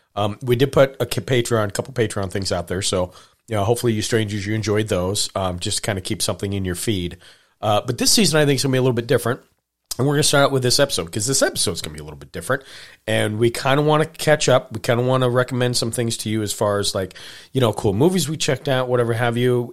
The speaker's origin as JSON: {"language": "English", "region": "Montana", "country": "United States", "tie": "born or raised there", "said": "I grew up in Montana"}